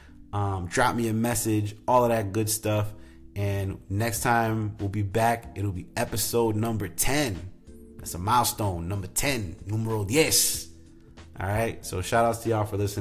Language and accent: English; Rhode Island, United States; moved away; In my home state of Rhode Island